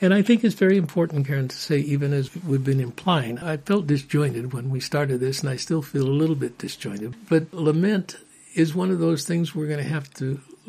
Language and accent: English; Illinois, United States; I'm from Illinois.